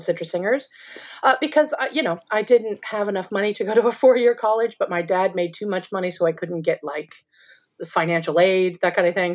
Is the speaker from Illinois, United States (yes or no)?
no; Southern California, United States; moved away as an adult; also born or lived in Oregon / New York City; I grew up in Southern California. I was born in Oregon, but we moved when I was young to Southern California and spent most of my life